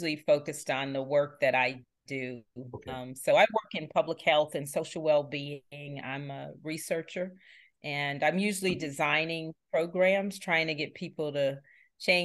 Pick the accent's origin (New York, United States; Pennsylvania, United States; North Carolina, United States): North Carolina, United States; Charlotte; born or raised there